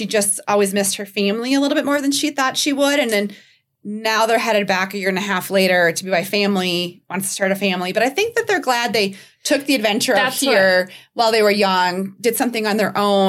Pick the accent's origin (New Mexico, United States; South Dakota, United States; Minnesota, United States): Minnesota, United States; moved away as an adult; now in Colorado Springs, United States; I was from Minnesota.